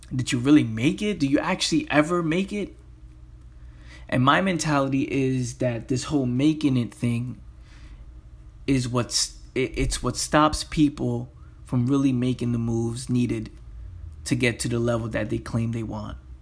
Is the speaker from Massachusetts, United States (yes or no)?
no; New York City, New York, United States; growing up in the Bronx